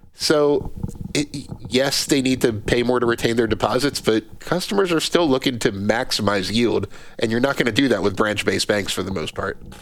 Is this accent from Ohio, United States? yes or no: no; New Jersey, United States; I'm from New Jersey